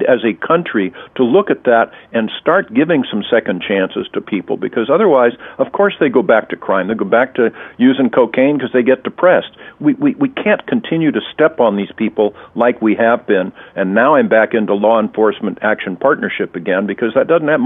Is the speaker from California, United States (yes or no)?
yes; California, United States; California, my home state